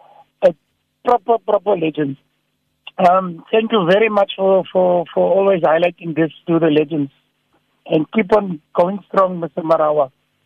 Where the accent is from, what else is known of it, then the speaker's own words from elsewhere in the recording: Cape Town, Western Cape, South Africa; I'm from Bishop Lavis in Cape Town.